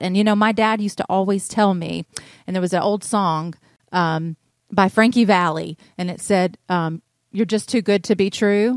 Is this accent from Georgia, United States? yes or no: yes; North Georgia, United States; I'm originally from North Georgia. I'm from the country. I'm a country girl. And, uh, I grew up in the, the Merville area.